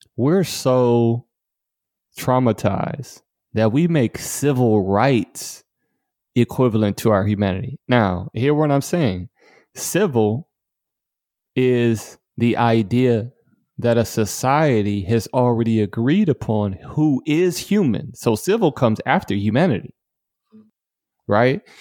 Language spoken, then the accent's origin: English; Detroit, Michigan, United States; moved away; I grew up in Detroit, Michigan